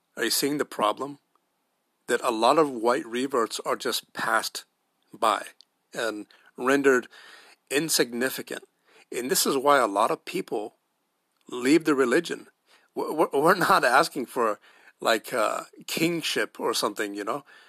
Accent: United States; an American white revert

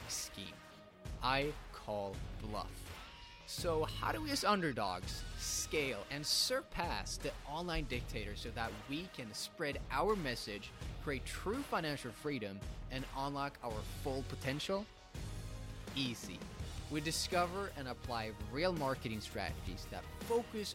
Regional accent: Sweden; moved away as an adult; also born or lived in United States; I'm from Sweden

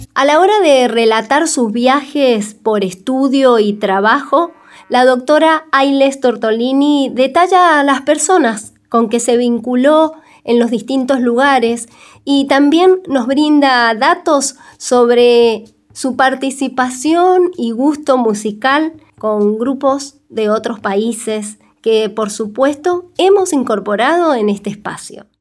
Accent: Mendoza, Argentina; prácticamente nada se enseña en las escuelas de Mendoza sobre nuestra propia historia

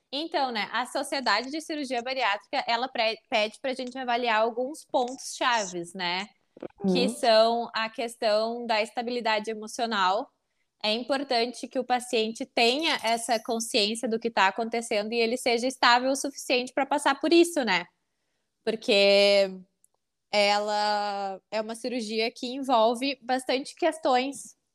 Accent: Porto Alegre, Rio Grande do Sul, Brazil; Eu sou de Porto Alegre, mas eu atendo online pacientes bariátricos

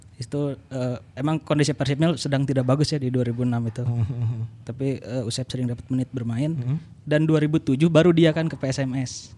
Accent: Banjaran, West Java, Indonesia; Jadi saya tuh orang Banjaran itu sebenarnya. Hmm, orang kabupaten. kabupaten lah Soreang dan sekitarnya

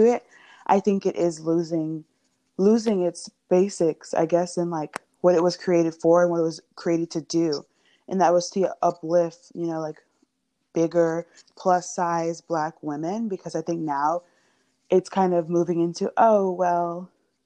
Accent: Miami, Florida, United States; I'm from Miami, Florida

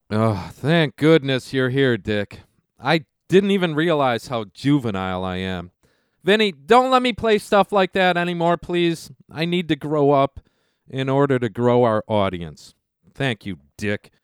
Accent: United States; We as American citizens

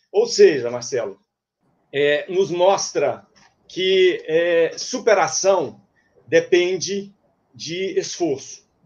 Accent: Minas Gerais, Brazil; moved away as an adult; now in Cuiabá, Brazil; Sou mineiro é, e mudei para Cuiabá em 2002 para início de uma nova atividade comercial. E aqui já são 18 anos, um terço da minha vida realmente já está aqui.

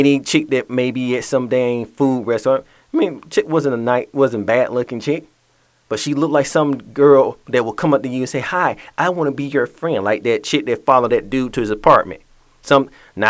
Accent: Atlanta, Georgia, United States; moved away; my hometown of Atlanta

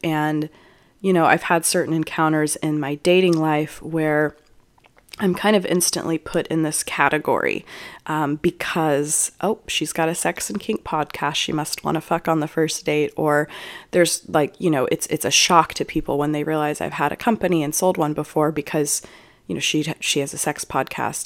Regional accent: Juneau, Alaska, United States; now in Austin, United States; I was born in Juneau, Alaska

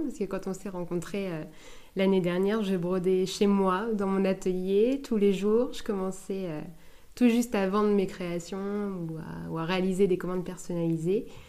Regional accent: La Hague, Normandy, France; also born or lived in Cherbourg; je suis originaire de Cherbourg, enfin de La Hague

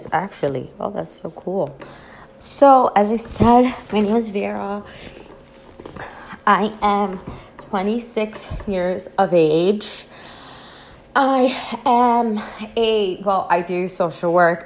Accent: New York City, New York, United States; moved away as an adult; now in New Jersey, United States; I currently reside in New Jersey. I was born and raised in the Bronx

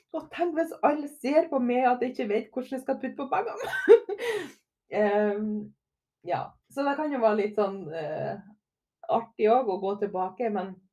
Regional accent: Herøy, Møre og Romsdal, Norway; moved away; also born or lived in Trondheim; Jeg kommer jo ifra Lille Herøy

